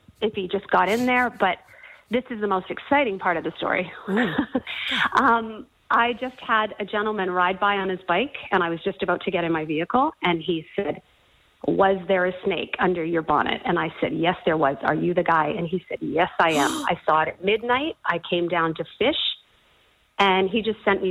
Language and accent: English; Canada; now in Australia; I'm from Canada